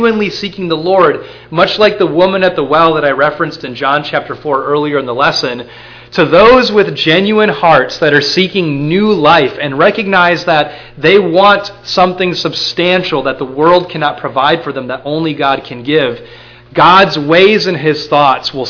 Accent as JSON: {"language": "English", "region": "Minnesota", "country": "United States", "said": "I'm from Minnesota"}